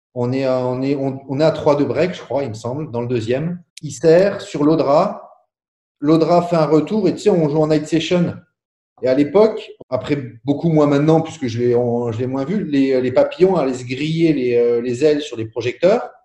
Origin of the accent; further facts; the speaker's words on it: Boulay-Moselle, Grand Est, France; also born or lived in Marly; je suis né à Boulay